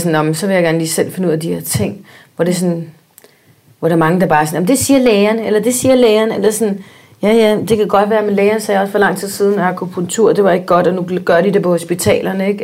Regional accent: Spain; now in United States; da jeg var barn i Spanien

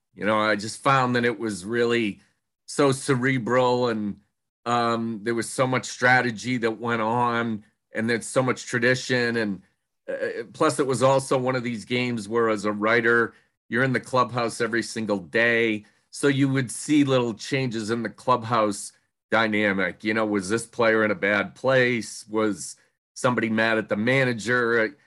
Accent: Portland, Maine, United States; moved away as an adult; also born or lived in Cincinnati; I actually worked in my hometown in, uh, Portland, Maine for six or seven years

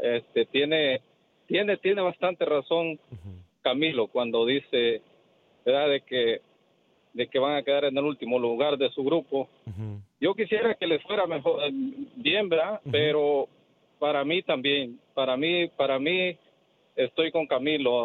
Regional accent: El Salvador; now in Houston, United States; yo soy salvadoreño

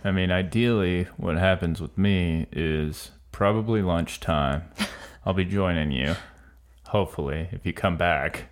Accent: Florida, United States; I'm from Florida

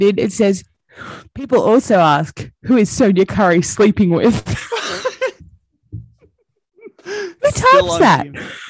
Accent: Australia; I'm Australian.

